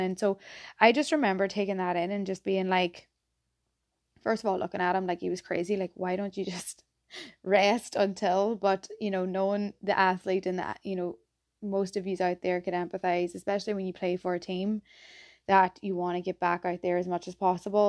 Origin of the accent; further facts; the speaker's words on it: County Tyrone, Northern Ireland, United Kingdom; accent: Irish; moved away as an adult; also born or lived in Philadelphia, United States; now in Boston, United States; I'm from a place at home called Tyrone, um, County Tyrone, and, yeah, grew up there